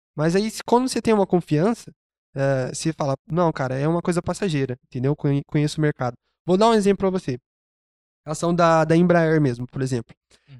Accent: Brazil; como brasileiro mesmo, eu sou. Eu, eu amo ser brasileiro

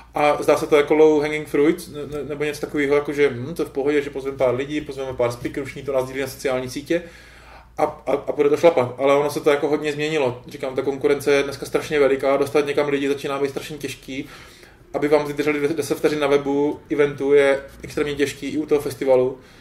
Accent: Czechia; accent: Czech English; jsem Čech a přicházím do Británie se špatnou nebo takovou českou angličtinou

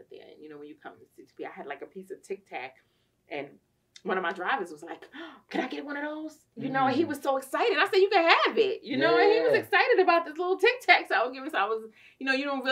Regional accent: New York, United States; growing up in New York

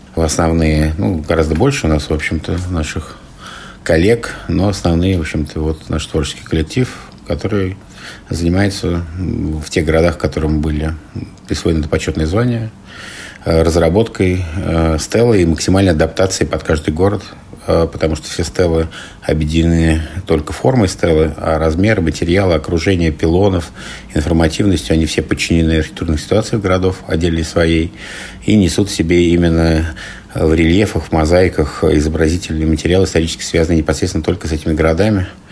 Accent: Moscow, Russia; also born or lived in Ufa, Bashkortostan, Russia; я родился в Уфе, э, люблю свою родину малую. Ну, вся жизнь моя связана с Москвой. В детстве я переехал в Москву и воспитывался как москвич

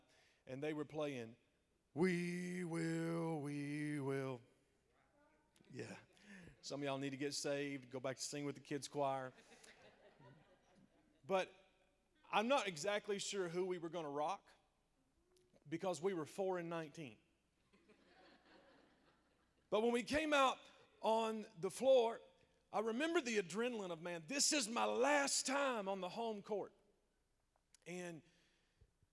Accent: South Central Kentucky, United States; My wife and I, we are from South Central Kentucky. I was born and bred on the Cumberland River. It is pretty much all that I've ever known

